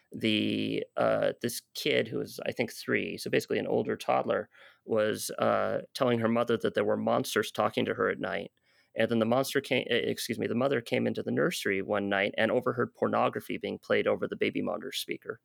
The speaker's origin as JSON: {"language": "English", "country": "United States", "said": "I'm an American"}